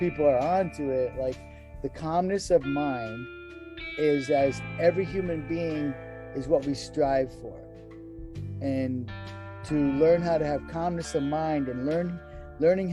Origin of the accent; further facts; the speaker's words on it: New England, United States; moved away; I was raised in New England, like beef and potatoes